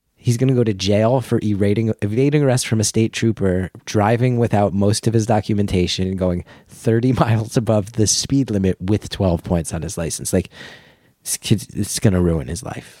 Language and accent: English; New Jersey, United States; growing up in New Jersey